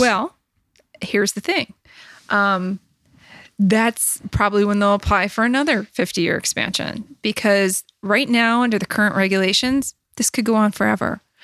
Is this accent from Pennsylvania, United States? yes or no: yes; Dunmore, Pennsylvania, United States; also born or lived in Washington, D.C.; I grew up in Sweenix